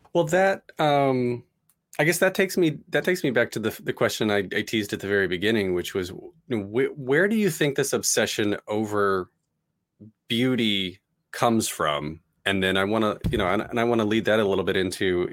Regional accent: United States; as an American

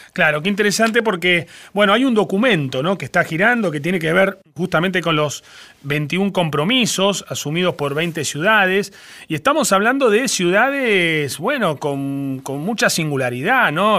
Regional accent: Argentina; nosotros como argentinos

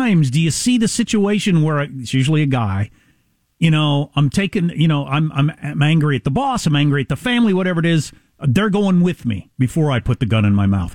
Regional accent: United States; As an American

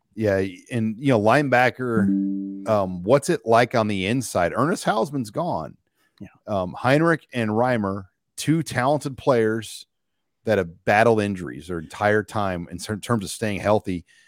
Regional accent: Omaha, Nebraska, United States; I grew up in the Irish sector of Omaha

